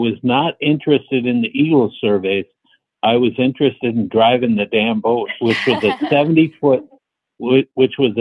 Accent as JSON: {"language": "English", "region": "Minnesota", "country": "United States", "tie": "born or raised there", "also_born_or_lived": "Seattle", "moved": "as an adult", "said": "Both Mary and I grew up in Minnesota"}